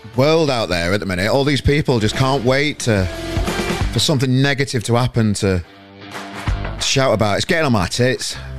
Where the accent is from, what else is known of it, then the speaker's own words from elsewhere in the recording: Sheffield, Yorkshire and the Humber, United Kingdom; now in Manchester, United Kingdom; I'm from Sheffield originally